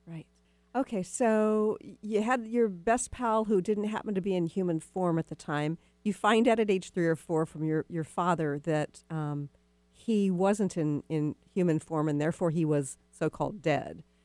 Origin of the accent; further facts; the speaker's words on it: Texas, United States; moved away; I'm from Texas originally.